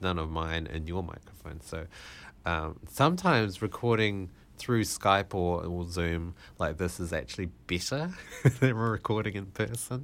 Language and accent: English; Malaysia; I was born in Malaysia.